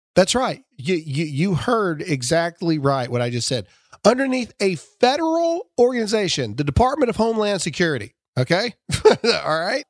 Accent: Mississippi, United States; I'm from Mississippi

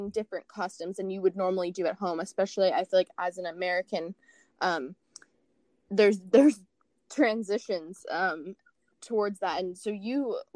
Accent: Australia; accent: Australian; So my accent isn't 100% Australian. So, if, so yeah, if anyone from Australia listens, they'll be like, this isn't a real Australian accent.

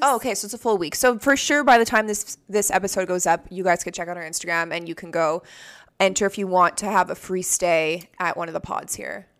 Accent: Canada; I'm Canadian

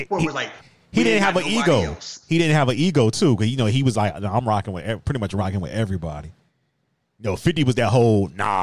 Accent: Virginia, United States; I can't be a New York purist when I'm from Virginia.

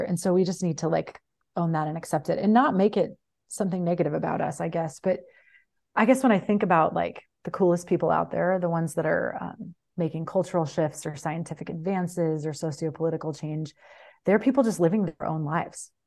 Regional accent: Midwest, United States; moved away as an adult; also born or lived in Mexico; I grew up in the Midwest, spent my twenties in Mexico

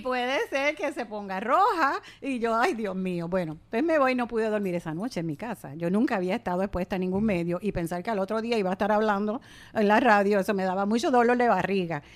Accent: Puerto Rico; nadie se mueve como los puertorriqueños al bailar

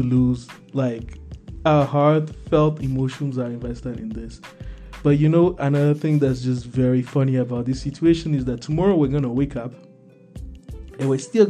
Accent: Togo; English is a second language; I live through Nigeria. You know, I come from Togo.

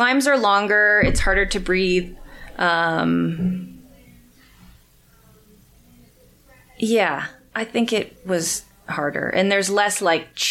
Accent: Colorado, United States; I'm from Colorado

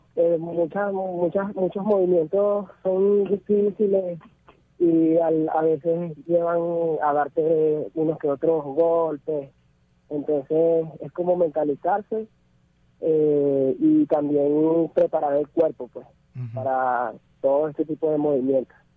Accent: Caracas, Capital District, Venezuela; moved away as an adult; also born or lived in Colombia; salí de Venezuela hace alrededor de unos 6 años, eh, debido a la situación que había, bueno, yo salí hacia Colombia

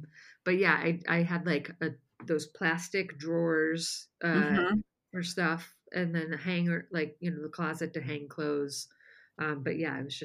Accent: La Porte, Indiana, United States; moved away as an adult; now in Los Angeles, United States; my hometown newspaper

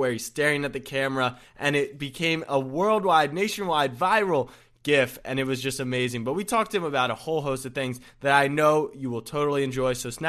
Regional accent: Baltimore, Maryland, United States; I'm from Baltimore. I'm a Ravens fan.

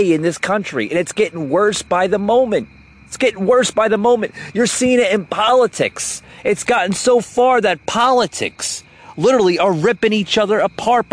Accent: United States; I have rights as an American citizen

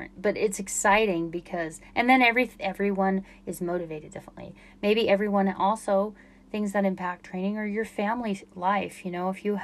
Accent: Utah, United States; I'm from Utah

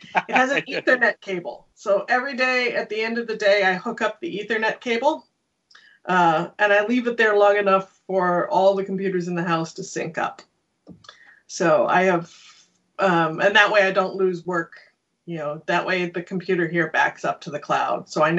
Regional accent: Canada; Canada's entire national identity, well, English Canada's entire national identity is founded on being not American. We are very not American, which is tricky if you're also American.

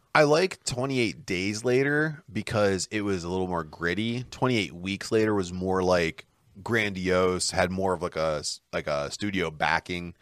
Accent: Pittsburgh, Pennsylvania, United States; we're from Pittsburgh

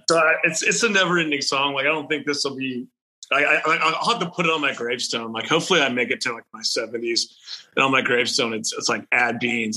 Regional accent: Houston, Texas, United States; moved away as an adult; also born or lived in Nashville, Tennessee; I'm from Texas, born and raised

